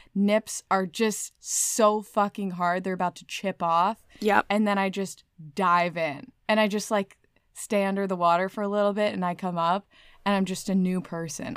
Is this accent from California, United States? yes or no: yes; California, United States; moved away; I was born in California.